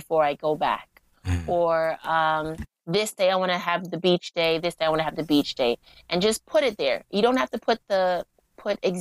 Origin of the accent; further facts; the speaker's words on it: Jamaica; now in New York, United States; Jamaica, because that's my home country